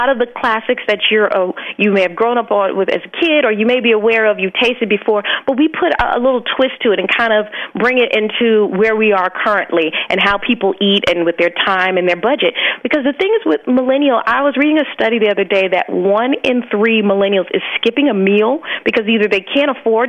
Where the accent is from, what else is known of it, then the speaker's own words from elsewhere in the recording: Alabama, United States; Because I grew up born and raised in Alabama, and my family is from like the islands of Jamaica and Trinidad.